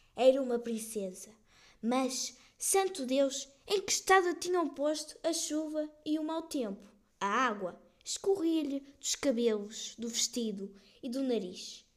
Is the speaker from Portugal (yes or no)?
yes; Portugal; also born or lived in Ermesinde; Sou portuguesa